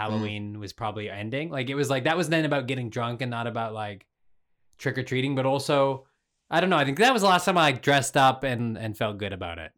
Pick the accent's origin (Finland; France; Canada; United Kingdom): Canada; also born or lived in Ontario; being Canadian